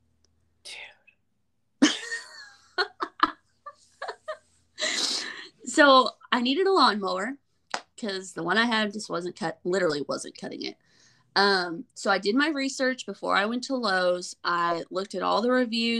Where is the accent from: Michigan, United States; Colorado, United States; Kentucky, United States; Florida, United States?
Colorado, United States; moved away as an adult; now in Texas, United States; I'm from Colorado. Moved to Texas